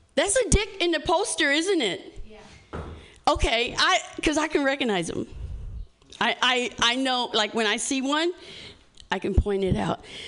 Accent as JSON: {"language": "English", "region": "Indiana", "country": "United States", "said": "I'm from Indiana"}